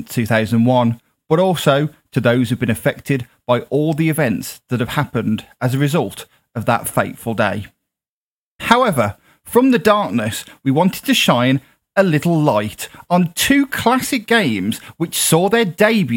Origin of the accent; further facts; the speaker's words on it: United Kingdom; as a Brit